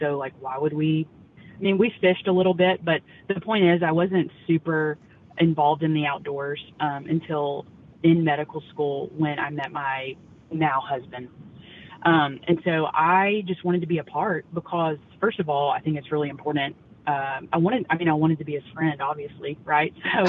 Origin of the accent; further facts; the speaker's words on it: Louisiana, United States; Yeah, so growing up, honestly, I was not really, I grew up in North Louisiana, and all the men in my family were super active outdoors, especially duck hunting.